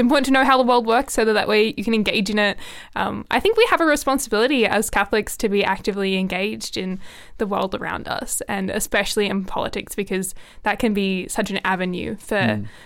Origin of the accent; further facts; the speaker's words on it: Canberra, Australian Capital Territory, Australia; I think like it's my hometown. I've got a big love for Canberra